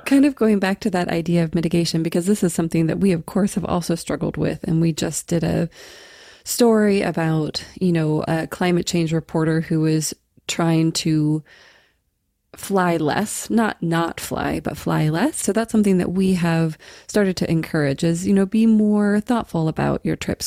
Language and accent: English; Washington, United States; I was born and raised in Washington State, not far from his headquarters in Edmonds, Washington.